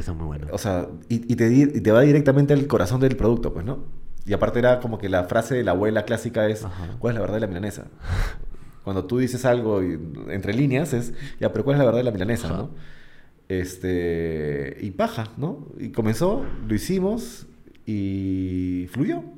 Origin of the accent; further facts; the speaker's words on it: Peru; also born or lived in Argentina; estar en mi país